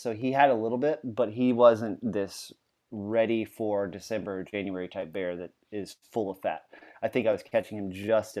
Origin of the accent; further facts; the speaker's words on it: Louisiana, United States; We're both from Louisiana, and there's a whole lot of homage back to that flavor of that Creole cooking.